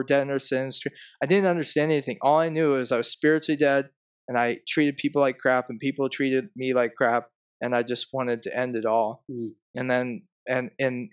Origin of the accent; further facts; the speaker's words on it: Cleveland, Ohio, United States; I'm from Cleveland, Ohio, originally